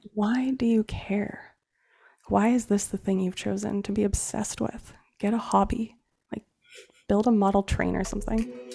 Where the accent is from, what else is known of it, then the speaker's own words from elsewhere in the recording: Central Oregon, United States; I grew up in Oregon, in Central Oregon, in a really blue collar family.